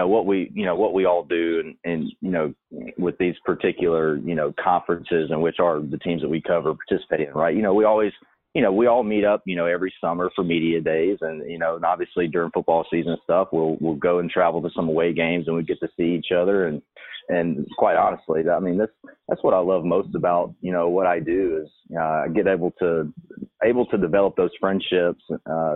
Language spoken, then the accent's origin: English; Alabama, United States; moved away as an adult; now in Louisiana, United States; my hometown in Alabama